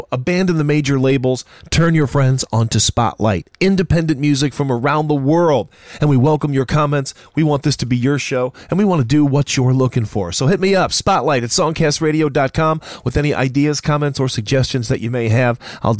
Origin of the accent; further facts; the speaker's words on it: Cleveland, Ohio, United States; my hometown of Cleveland, Ohio.